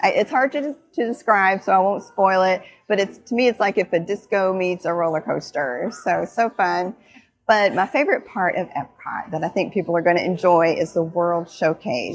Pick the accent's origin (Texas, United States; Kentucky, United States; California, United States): Kentucky, United States; also born or lived in Florida; I divide my time between my home state of Kentucky and the Sunshine State, Florida